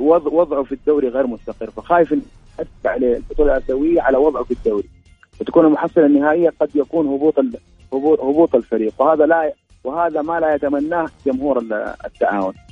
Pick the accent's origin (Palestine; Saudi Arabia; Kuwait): Saudi Arabia